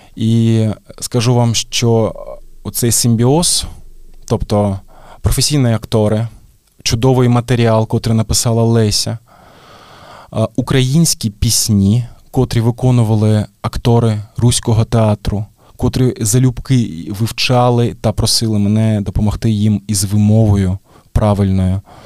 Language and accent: Ukrainian; Mariupol, Donetsk Oblast, Ukraine; moved away as an adult; Я Маріуполець і я народився там, як і мої батьки.